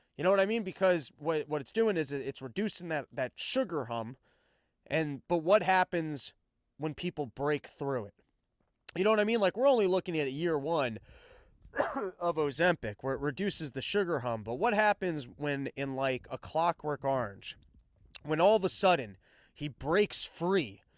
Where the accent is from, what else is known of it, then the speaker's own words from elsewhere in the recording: United States; as an American, I'm American first